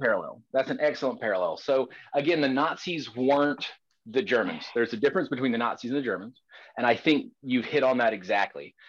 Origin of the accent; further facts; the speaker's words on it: the South, United States; As a Southerner